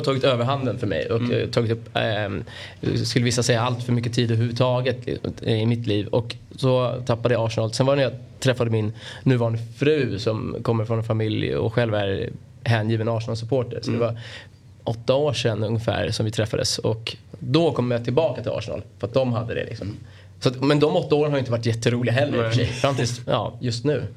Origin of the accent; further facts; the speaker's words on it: Stockholm, Stockholm County, Sweden; jag är från, från Bromma precis på gränsen till Solna.